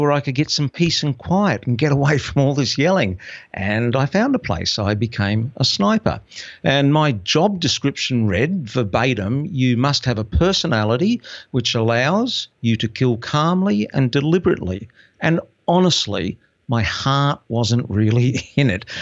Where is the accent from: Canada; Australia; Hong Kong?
Australia; Brisbane, Queensland; moved away as an adult; my hometown of Brisbane